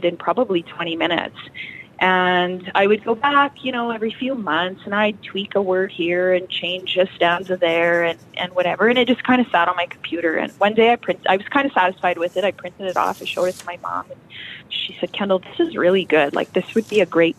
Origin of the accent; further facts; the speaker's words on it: Cabri, Saskatchewan, Canada; also born or lived in Kindersley / Abbey; So I actually grew up in Cabri. This is my hometown.